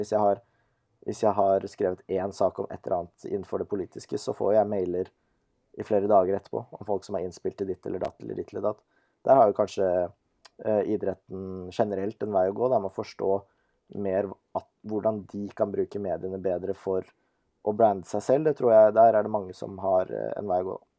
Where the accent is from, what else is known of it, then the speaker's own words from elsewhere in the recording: Nesodden, Akershus, Norway; vi er jo begge fra Nesodden, samme kull, samme vennegjeng